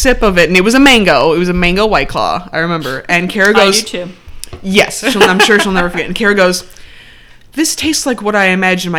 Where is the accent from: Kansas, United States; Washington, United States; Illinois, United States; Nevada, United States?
Illinois, United States; Chicago; We're from Chicago.